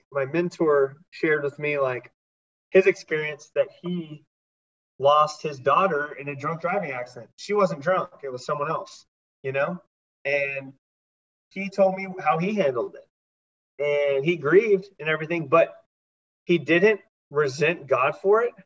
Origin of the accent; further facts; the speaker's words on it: Texas, United States; now in Dallas, United States; I grew up Christian in Texas